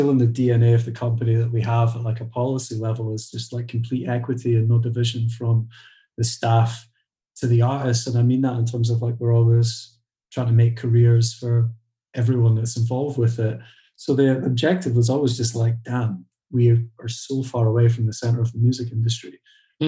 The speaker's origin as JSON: {"language": "English", "town": "Edinburgh", "region": "Scotland", "country": "United Kingdom", "tie": "born or raised there", "also_born_or_lived": "Glasgow", "said": "I grew up in Edinburgh, which is the capital, 40 miles away from Glasgow"}